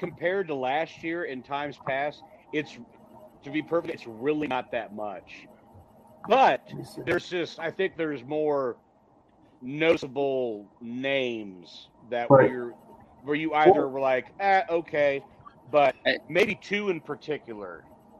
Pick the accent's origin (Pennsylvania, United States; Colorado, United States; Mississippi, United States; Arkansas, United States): Pennsylvania, United States; Hershey; from Hershey, and I have my own personal website.